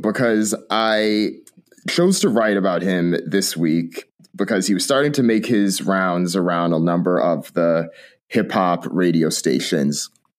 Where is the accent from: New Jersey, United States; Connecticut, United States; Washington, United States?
Connecticut, United States; now in Bay Area, United States; We both realized that we're both Jamaican. We're both from Connecticut and moved to the Bay Area.